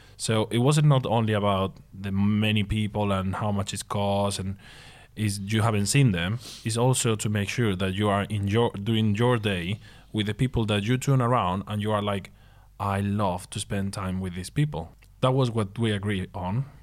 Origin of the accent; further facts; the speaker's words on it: Seville, Andalusia, Spain; moved away as an adult; it was my hometown, so I told you, okay, Seville.